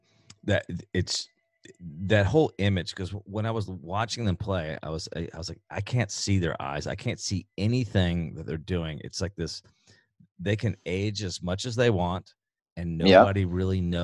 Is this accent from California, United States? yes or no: no; Houston, Texas, United States; When I was a kid growing up in Houston